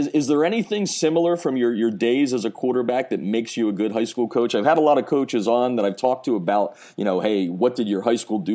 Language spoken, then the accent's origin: English; Pennsylvania, United States; also born or lived in New Jersey; we travel back to my hometown type of area.